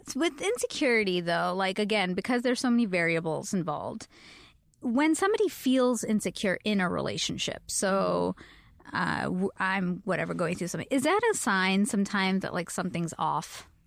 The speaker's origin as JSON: {"language": "English", "country": "Canada", "moved": "yes", "said": "I am Canadian."}